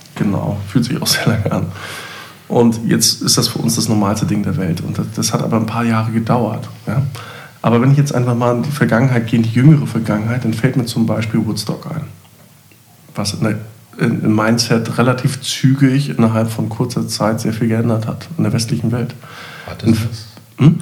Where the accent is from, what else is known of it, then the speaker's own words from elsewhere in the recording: East Germany, Germany; ich war auch Ossi.